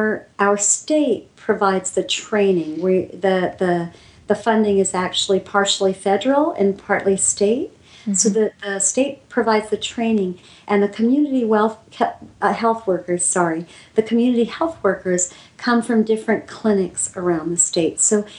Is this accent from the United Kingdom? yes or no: no; Pakistan; We grew up together in Pakistan.